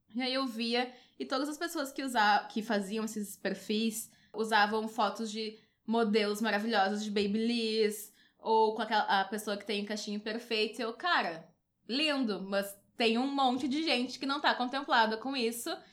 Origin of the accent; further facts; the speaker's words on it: Porto Alegre, Rio Grande do Sul, Brazil; eu sou aqui de Porto Alegre